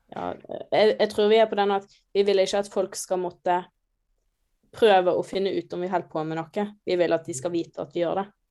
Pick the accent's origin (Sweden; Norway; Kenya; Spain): Norway; Hundvin, Vestland; moved away as an adult; now in Trondheim, Norway; jeg er oppvokst litt utenfor Hundvin